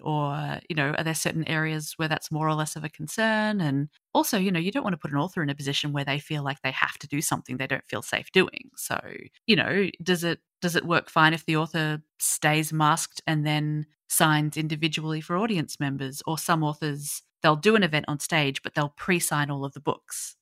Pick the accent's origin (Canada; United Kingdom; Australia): Australia; being an Aussie